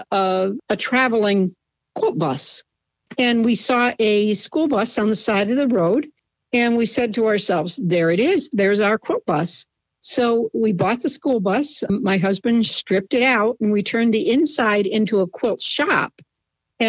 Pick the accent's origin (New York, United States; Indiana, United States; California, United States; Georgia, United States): New York, United States; Schenectady; I was born in Schenectady, New York, and I still live relatively close